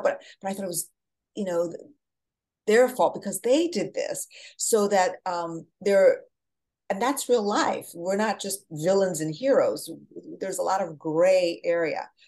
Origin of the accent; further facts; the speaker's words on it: New Jersey, United States; also born or lived in Portugal; now in Manhattan, United States; I'm from Jersey